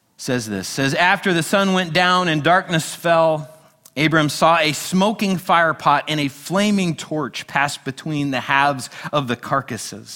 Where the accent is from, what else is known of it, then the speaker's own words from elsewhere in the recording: United States; we're a nation built upon freedom, and as Americans, we love our freedom